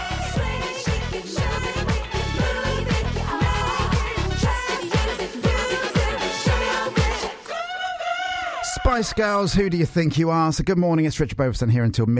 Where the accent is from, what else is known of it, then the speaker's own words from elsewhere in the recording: Portsmouth, South East England, United Kingdom; moved away; I'm from Portsmouth originally